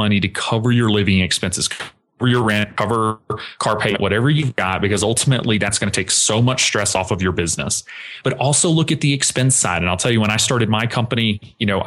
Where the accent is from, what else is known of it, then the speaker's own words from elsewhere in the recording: the South, United States; growing up in the South, very traditional household